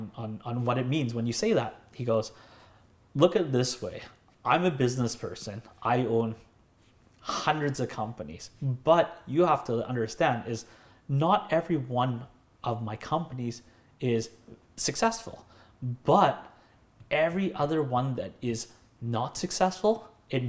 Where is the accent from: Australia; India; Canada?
Canada; Delta, British Columbia; also born or lived in North Burnaby; now in Burnaby, Canada; I grew up in North Delta, and now I live in North Burnaby.